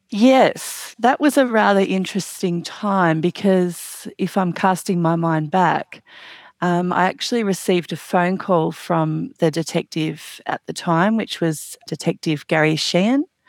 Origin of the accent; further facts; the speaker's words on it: Australia; I'm obviously from Australia